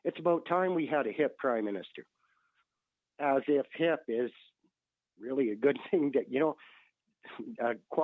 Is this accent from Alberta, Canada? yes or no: yes; Calgary, Alberta, Canada; also born or lived in Lacombe; I'm a contractor from Calgary